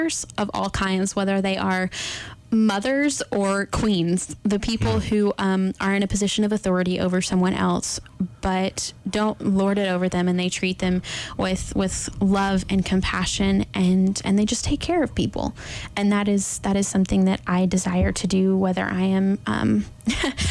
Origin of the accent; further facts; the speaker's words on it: Texas, United States; moved away; I'm from Texas originally, and it is flat there.